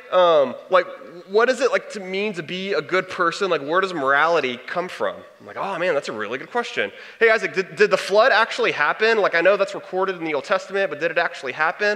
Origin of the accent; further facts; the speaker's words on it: Texas, United States; I'm from Texas